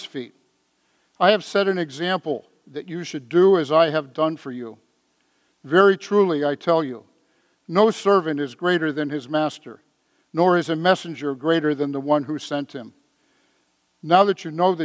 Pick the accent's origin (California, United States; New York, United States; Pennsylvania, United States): California, United States; San Francisco; When I was growing up in San Francisco, I was an altar boy, St. Monica's Church out in the Richmond District